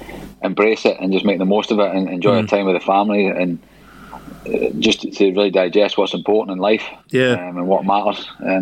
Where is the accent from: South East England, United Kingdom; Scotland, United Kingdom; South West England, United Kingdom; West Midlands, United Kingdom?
Scotland, United Kingdom; East Kilbride; moved away; also born or lived in Glasgow; I was born in Glasgow from East Kilbride, and Motherwell was like 5 miles from East Kilbride.